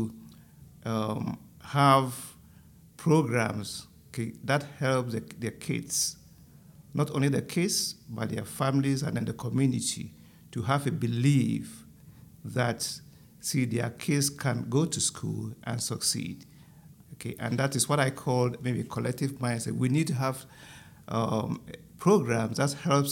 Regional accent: Ghana; moved away; I'm from Ghana

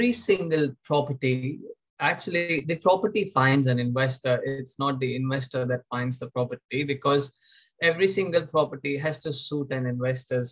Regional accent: India; moved away as an adult; with the help of parents back in my home country, India.

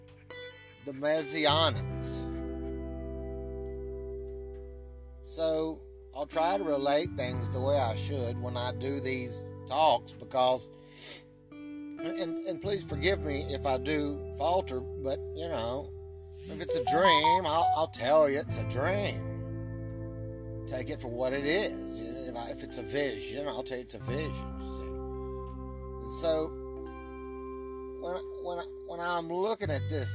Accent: Virginia, United States; I was raised in Baptist land, or whatever you call the Bible Belt, from Virginia

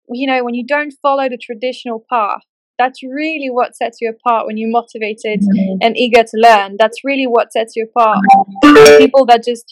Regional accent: Newmarket, East of England, United Kingdom; I was born in Newmarket in England.

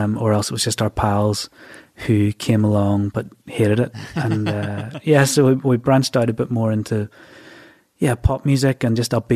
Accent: Bangor, Northern Ireland, United Kingdom; I was born and bred in Bangor, County Down.

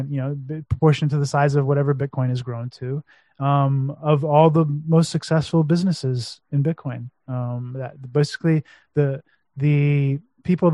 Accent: United States; now in Romania; being American, living in Romania

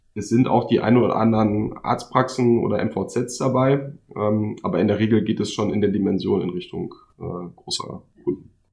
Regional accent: Minden, North Rhine-Westphalia, Germany; ich komme auch aus Minden, äh, genauer gesagt aus Dankersen

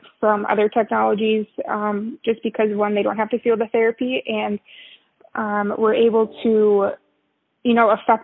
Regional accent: Minnesota, United States; moved away as an adult; also born or lived in Texas; relocate from Texas to Minnesota, which is my home state

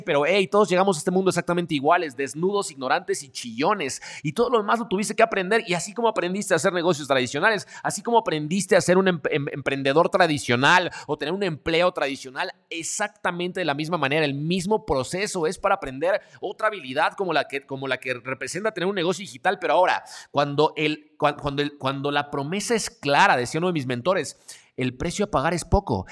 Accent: Mexico; yo soy de México

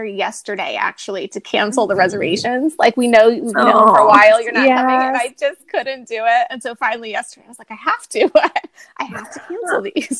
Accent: Reading, Pennsylvania, United States; moved away as an adult; now in Thessaloniki, Greece; So we're originally from Pennsylvania, from the Reading area. And we have now been in Thessaloniki, Greece. We came here in June of 2015.

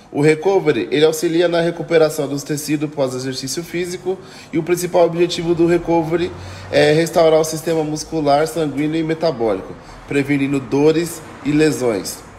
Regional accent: São Paulo, Brazil; Como eu já falei, eu sou do bairro do Jardim Varginha, né?

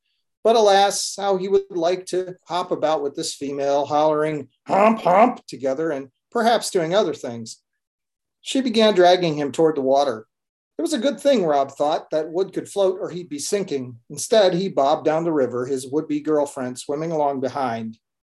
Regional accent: Arkansas, United States; born there; Oh, it's a big joke here that I was born in Arkansas.

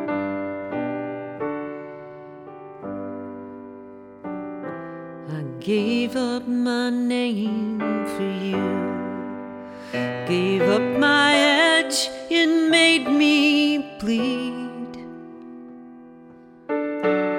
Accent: Southern California, United States; also born or lived in Memphis, Tennessee; We moved to Southern California when I was 3, and I was raised in Southern California

